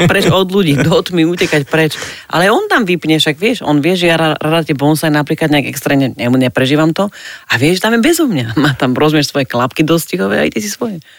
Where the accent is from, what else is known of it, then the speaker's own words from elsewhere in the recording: Bratislava, Bratislava Region, Slovakia; also born or lived in Podkylava; ja som z Bratislavy, že akože naozaj k babičke sme chodili električkou